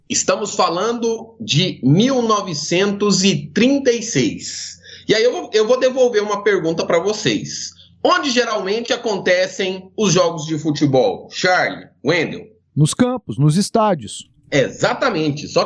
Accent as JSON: {"language": "Portuguese", "town": "Goiânia", "region": "Goiás", "country": "Brazil", "tie": "born or raised there", "said": "Goianiense do pé rachado, nasci inclusive em Campinas, mais do que goianiense, sou campineiro. Nasci ali na Praça Joaquim Lúcio, às margens da 24 de outubro."}